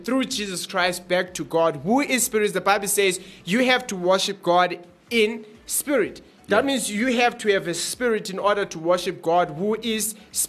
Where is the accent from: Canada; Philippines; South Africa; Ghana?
South Africa; Currently, I'm from the South, but originally. I guess it doesn't make sense because I'm from South Africa. I was born in South Africa.